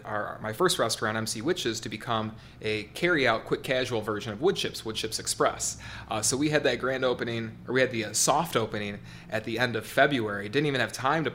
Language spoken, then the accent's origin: English; Lapeer, Michigan, United States; I wanted to return to my hometown. I grew up here, Lapeer, moved here when I was 11 years old